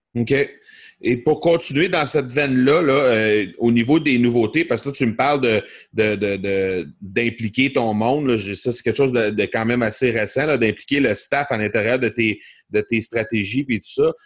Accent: Granby, Quebec, Canada; on va avoir ça chez nous à Granby

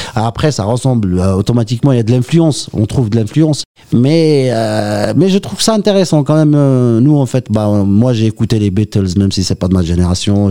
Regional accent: Oran, Oran Province, Algeria; je suis né à Oran en fait, je suis un Kabyle d'Oran

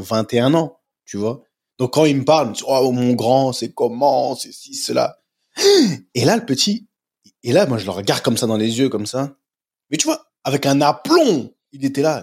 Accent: France; moved away; je suis parti tôt de la France

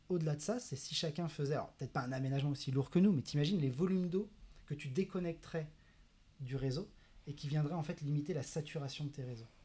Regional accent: Saint-Nazaire, Pays de la Loire, France; moved away as an adult; also born or lived in Grenoble; now in Biarritz, France; je viens de Saint-Nazaire, voilà, en Loire-Atlantique. J'ai grandi près de l'océan, j'ai grandi à la plage

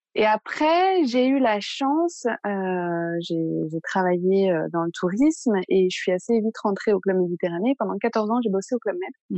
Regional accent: Paris, Île-de-France, France; moved away as an adult; now in Marseille, France; je suis originaire de Paris

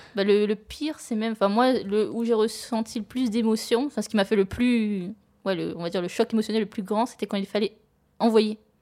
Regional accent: Réunion; moved away; je suis originaire de l'île de La Réunion

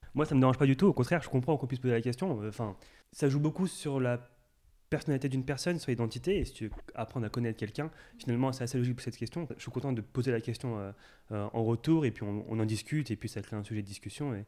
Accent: Courcouronnes, Île-de-France, France; je viens de Courcouronne en 1991

